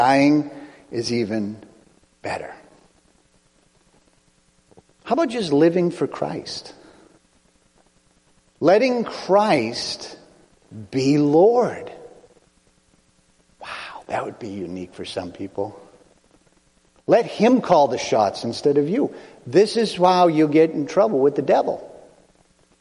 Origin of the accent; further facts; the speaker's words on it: United States; I'm American